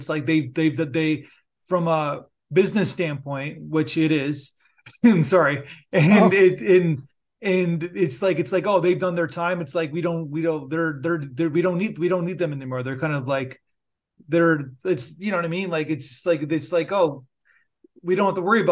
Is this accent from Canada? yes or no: yes; Canada; I'm Canadian